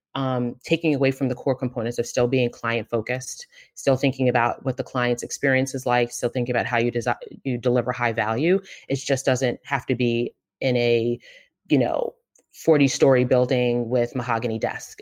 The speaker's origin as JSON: {"language": "English", "town": "Marlboro", "region": "New Jersey", "country": "United States", "tie": "born or raised there", "also_born_or_lived": "Queens, New York", "said": "I grew up in New York and New Jersey, pretty much half of each, um, Central Jersey, Marlboro, for anyone from Marlboro, and then Queens, New York"}